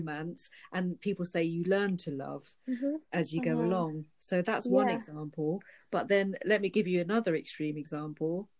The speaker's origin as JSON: {"language": "English", "country": "Pakistan", "moved": "yes", "lives_now": "United Kingdom", "said": "my home country, Pakistan"}